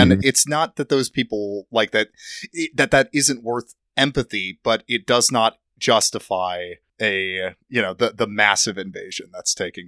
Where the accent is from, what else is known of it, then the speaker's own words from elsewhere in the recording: Iraq; because I grew up in Iraq, you know, like.